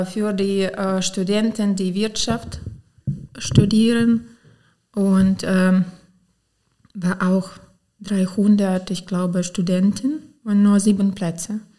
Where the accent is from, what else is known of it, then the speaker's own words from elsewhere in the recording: Potsdam, Brandenburg, Germany; born there; German is a second language; ich bin in Potsdam geboren, in ehemalige Deutsche Demokratische Republik.